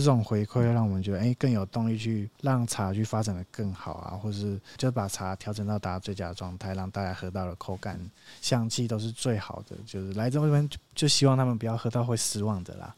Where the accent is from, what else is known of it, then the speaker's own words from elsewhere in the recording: Nantou County, Taiwan; 我们就生在茶的故乡，然后从小家人就有开始在做茶叶的批发，有接触很多的茶农啊